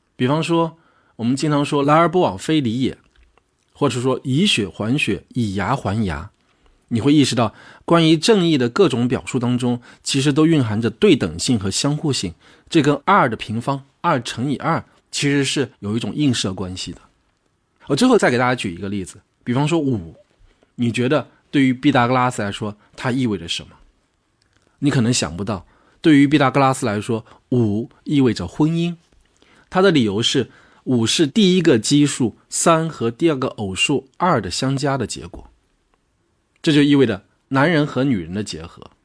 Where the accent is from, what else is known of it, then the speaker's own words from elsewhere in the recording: China; 我们中国人